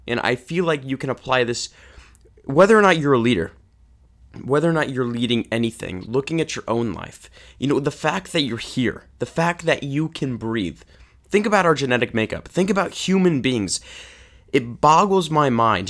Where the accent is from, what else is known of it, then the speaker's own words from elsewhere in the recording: Kansas City, Missouri, United States; growing up in Kansas City